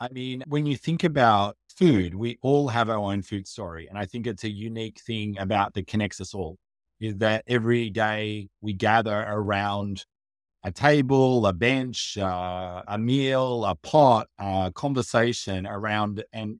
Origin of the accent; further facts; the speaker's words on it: Australia; also born or lived in Asia / Africa; So I'm originally from Australia, but we lived in Asia, in Africa, in other parts of the world.